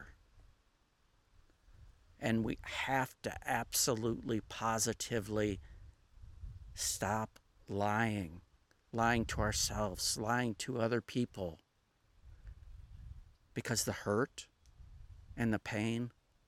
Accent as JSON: {"language": "English", "area": "Minnesota, Wisconsin area", "region": "Upper Midwest", "country": "United States", "also_born_or_lived": "Southern United States", "moved": "as an adult", "said": "I am originally from the northern part of the United States, Minnesota, Wisconsin area. My accent kind of gives it away, but I've been up down south for most of my adult life."}